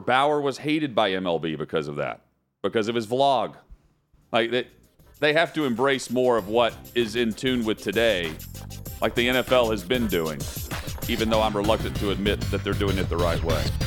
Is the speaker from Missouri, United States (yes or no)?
no; Middle Tennessee, United States; growing up in Middle Tennessee